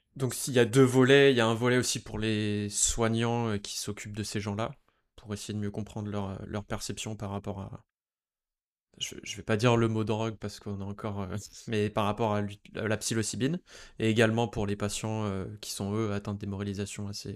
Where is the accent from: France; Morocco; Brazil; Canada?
France; en tant que Français, euh, né en France